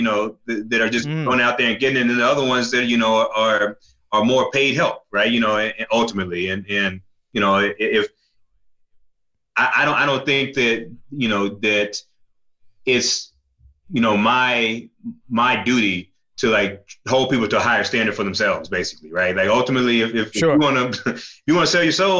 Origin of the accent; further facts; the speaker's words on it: the South, United States; I'm from the South